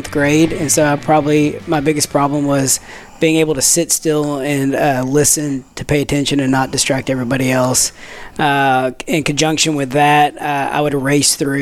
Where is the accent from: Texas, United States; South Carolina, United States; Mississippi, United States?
Texas, United States; Tyler; also born or lived in Waco / Austin; I am from Tyler, was not born here, but I've been here since I was 2.5, 3 years old. I went to preschool through high school here